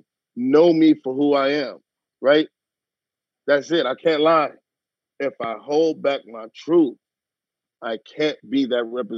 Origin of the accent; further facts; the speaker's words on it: Los Angeles, California, United States; also born or lived in Westwood Hills; I grew up in Watts